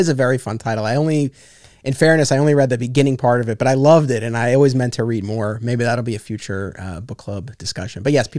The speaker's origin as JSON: {"language": "English", "area": "Westchester", "region": "New York", "country": "United States", "said": "We're both from Westchester."}